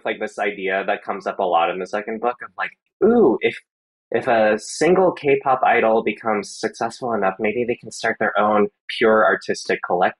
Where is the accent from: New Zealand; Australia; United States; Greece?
United States; Atlanta, Georgia; I've also been working on this adult novel that's kind of all about me growing up in Atlanta, Georgia.